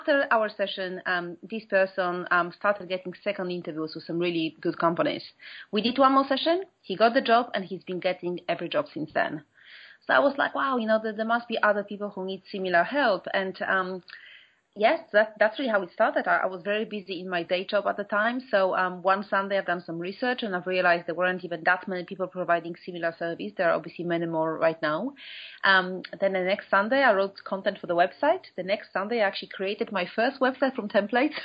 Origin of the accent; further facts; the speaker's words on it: Poland; moved away as an adult; now in London, United Kingdom; I'm from Poland originally, but I've been here for 17 years now.